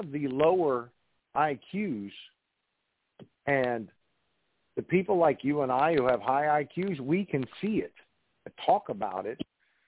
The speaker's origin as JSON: {"language": "English", "region": "West Virginia", "country": "United States", "said": "I'm from West Virginia"}